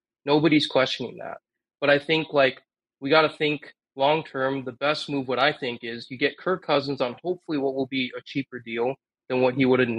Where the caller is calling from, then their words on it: Rockford, Illinois, United States; also born or lived in Bay Area, California; I'm calling from Rockford, Illinois.